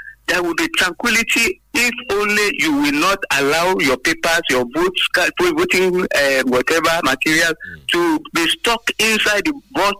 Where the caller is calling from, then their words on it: Abeokuta, Ogun State, Nigeria; from Abeokuta.